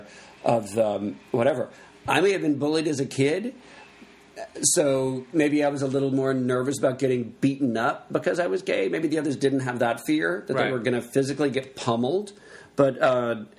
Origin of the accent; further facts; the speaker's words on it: Texas, United States; I'm from Texas